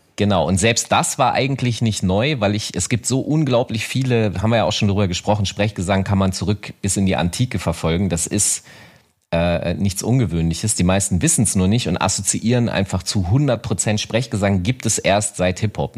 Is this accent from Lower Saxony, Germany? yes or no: yes; Hanover, Lower Saxony, Germany; in meiner Heimatstadt Hannover